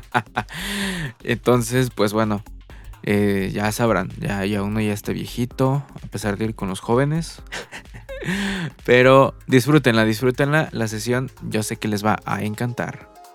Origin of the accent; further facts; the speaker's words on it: Mexico; aquí en mi país, México